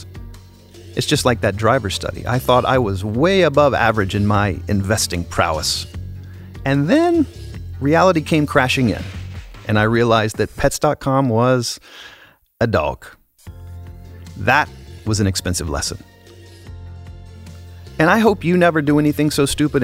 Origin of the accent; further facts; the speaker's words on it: United States; Speaking as an American